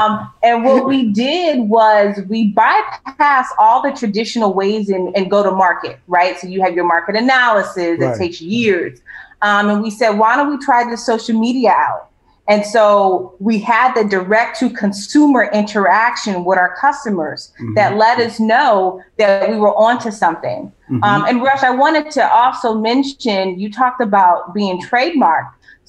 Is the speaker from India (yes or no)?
no; Los Angeles, California, United States; I'm from Los Angeles, so they call me ….